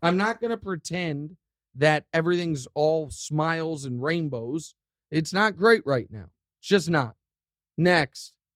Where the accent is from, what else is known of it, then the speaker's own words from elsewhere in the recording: Kansas City, Missouri, United States; I love my hometown.